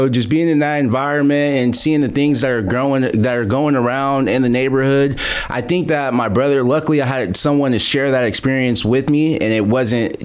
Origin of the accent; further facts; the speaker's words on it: Modesto, California, United States; I'm born and raised in the Central Valley, born in Modesto, California